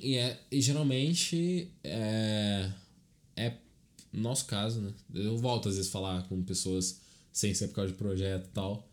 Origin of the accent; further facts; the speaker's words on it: Rio Claro, São Paulo, Brazil; Eu estudei quando eu era pequeno aqui em Rio Claro.